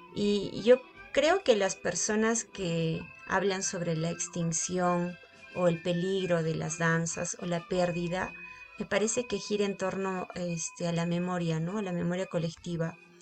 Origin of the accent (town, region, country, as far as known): Accha, Cusco, Peru; born or raised there